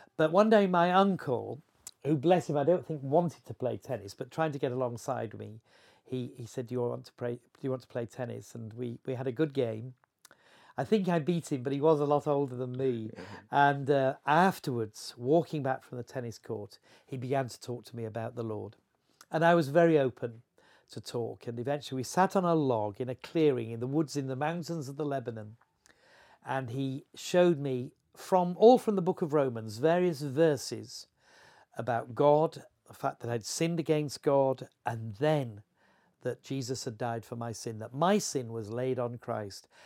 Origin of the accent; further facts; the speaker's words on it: Horsforth, Yorkshire and the Humber, United Kingdom; I grew up in Horseworth